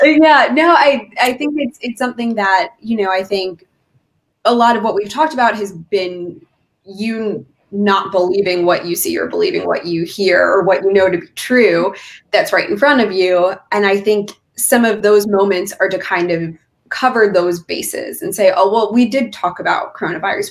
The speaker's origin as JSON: {"language": "English", "region": "California", "country": "United States", "tie": "born or raised there", "moved": "yes", "lives_now": "Pennsylvania, United States", "said": "my home state of California"}